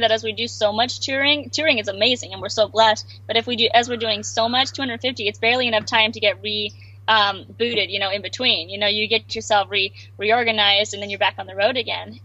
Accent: Alaska, United States; moved away; we grew up in Alaska

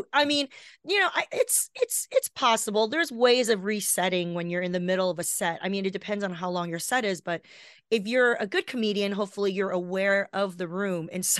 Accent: Los Angeles, California, United States; I grew up down here in Los Angeles.

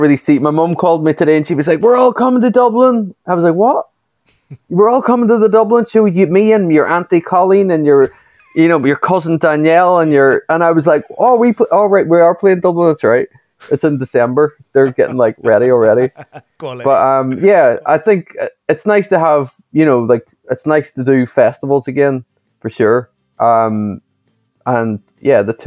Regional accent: Derry, Northern Ireland, United Kingdom; moved away as an adult; also born or lived in New York; I was stuck in my hometown

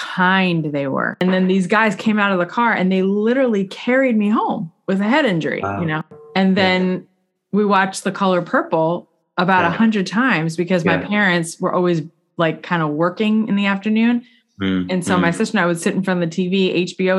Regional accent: South Florida, United States; I grew up in South Florida, super secular

